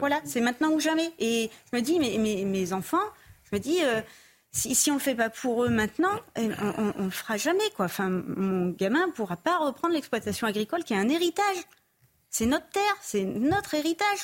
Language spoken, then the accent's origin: French; Tours, Centre-Val de Loire, France; moved away; J'ai grandi à Tours, en plein centre-ville, dans un milieu plutôt aisé